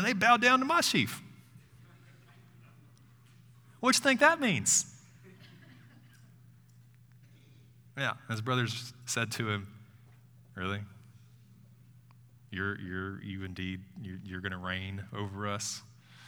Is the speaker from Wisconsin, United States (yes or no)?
no; Tuscaloosa, Alabama, United States; moved away; Moving back to Tuscaloosa, I grew up here, it's my hometown.